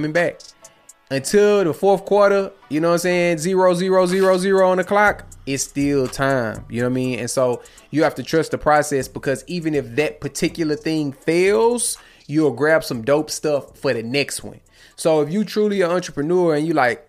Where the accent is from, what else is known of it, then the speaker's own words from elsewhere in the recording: Houston, Texas, United States; I'm from Houston